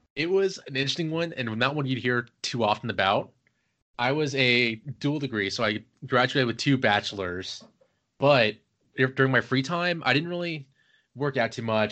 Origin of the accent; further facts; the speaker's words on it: Cincinnati, Ohio, United States; moved away as an adult; also born or lived in Virginia; now in Maryland, United States; I am originally from Ohio, Cincinnati.